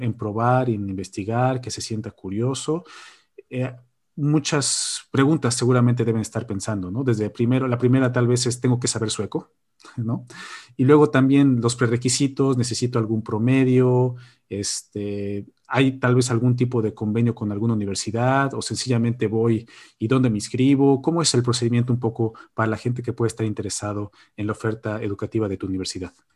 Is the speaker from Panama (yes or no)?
no; Mexico; moved away as an adult; now in Borås, Sweden; creo que soy el único mexicano aquí en Boros